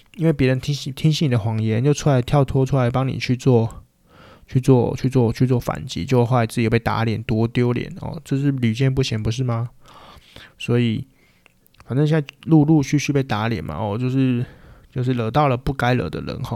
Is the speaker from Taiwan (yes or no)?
yes; Changhua County, Taiwan; now in Taipei, Taiwan; 但我是从小出生在彰化， 老家在彰化， 但事实上我都住在台北